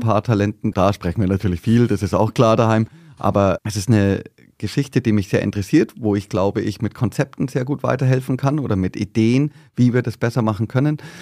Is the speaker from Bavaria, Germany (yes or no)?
yes; Bad Reichenhall, Bavaria, Germany; accent: southern; also born or lived in Berlin; now in Wiesbaden, Germany; in Berlin geboren und dann mit zweieinhalb war ich schon wieder im südlichen Bad Reichenhall